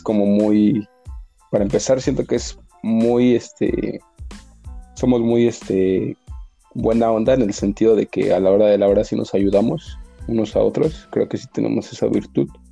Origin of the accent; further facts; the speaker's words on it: Mexico; Me encanta ser mexicano. Nací en el mejor país del mundo